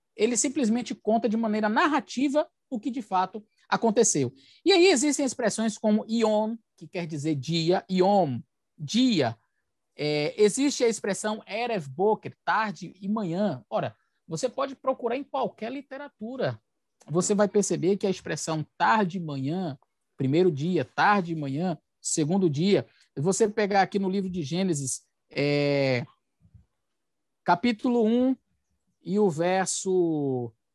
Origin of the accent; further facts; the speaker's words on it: Bahia, Brazil; moved away as an adult; also born or lived in Aracaju, Sergipe; now in São Luís, Brazil; sou baiano, nasci no estado da Bahia, fui pastor ali por nove anos, depois fui para Aracaju, na capital sergipana, fiquei ali por dois anos e agora estou em São Luís, no Maranhão